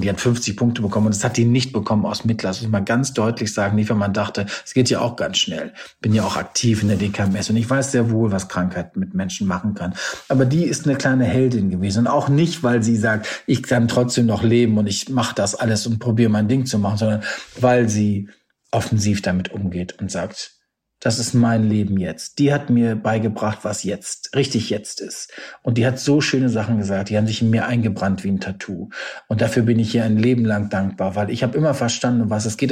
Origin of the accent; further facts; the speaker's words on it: Warendorf, North Rhine-Westphalia, Germany; ich bin in meiner Heimatstadt so Ehrenbürger geworden auf diesem Marktplatz, was auch irgendwie ganz schräg war. Meine Mama in der Kutsche, bin ich dadurch Warendorf gefahren